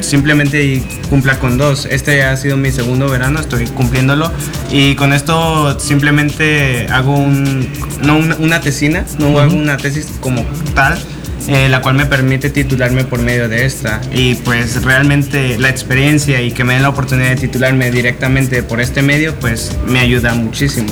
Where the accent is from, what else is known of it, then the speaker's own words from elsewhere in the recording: Sinaloa, Mexico; moved away as an adult; also born or lived in Nayarit; mi origen es desde Sinaloa, así que tengo más cultura sinaloense